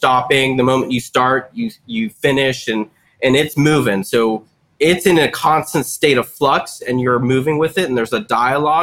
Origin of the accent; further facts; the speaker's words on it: Western Pennsylvania, United States; I grew up in Western Pennsylvania